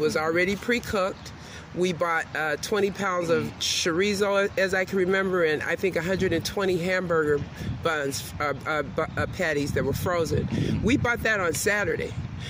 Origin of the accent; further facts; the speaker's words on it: Chicago, Illinois, United States; Well, we're both from Chicago